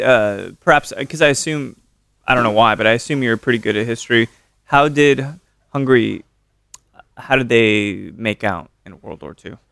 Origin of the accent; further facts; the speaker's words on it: Austin, Texas, United States; I'm from Austin